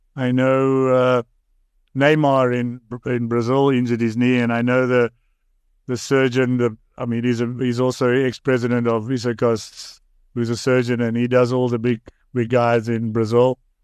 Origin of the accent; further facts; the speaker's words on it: South Africa; also born or lived in Bloemfontein, Free State / Oxford; now in Cape Town, South Africa; I grew up in the Transvaal, went to Grey